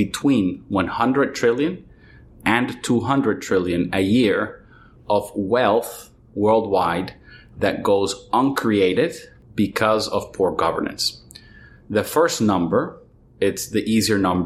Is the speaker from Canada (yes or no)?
no; Venezuela; I was born in Venezuela